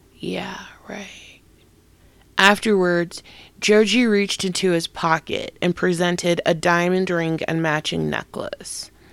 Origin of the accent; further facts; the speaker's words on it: United States; I'm an American